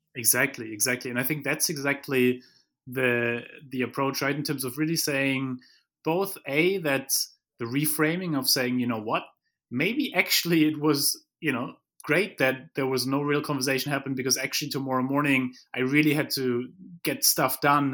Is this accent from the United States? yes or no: no; Germany; moved away; I come from Germany where, you know, we wanna have plans